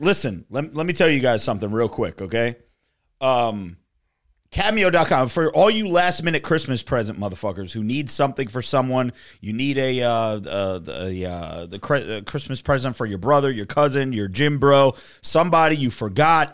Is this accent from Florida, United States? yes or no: no; New Jersey, United States; I was from Jersey